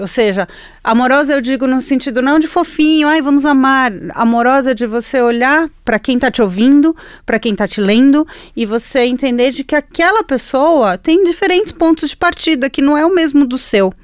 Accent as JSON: {"language": "Portuguese", "country": "Chile", "tie": "born or raised there", "second_language": "Portuguese", "moved": "yes", "lives_now": "Brazil", "said": "eu nasci de frente para o Pacífico, né? Eu sou chilena, eu nasci de frente para o mar"}